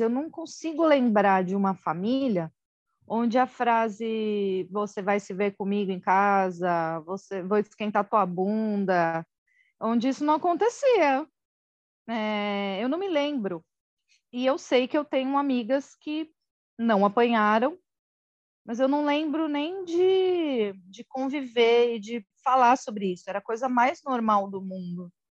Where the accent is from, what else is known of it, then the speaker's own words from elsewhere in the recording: Osasco, São Paulo, Brazil; also born or lived in Guarujá / Carambeí, Paraná; quando eu tinha quatro anos, eu voltei para Osasco